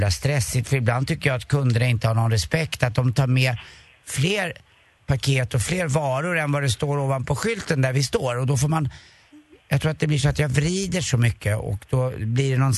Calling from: Njutånger, Gävleborg County, Sweden; Tjenare allihopa, jag är från, jag är från Njutånger.

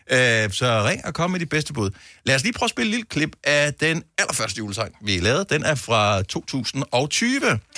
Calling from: Trige, Central Denmark Region, Denmark; Jeg kommer fra Trige ved Aarhus.

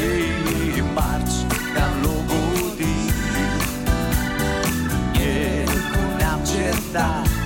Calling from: Iași, Iași County, Romania; Sunt de la Iași.

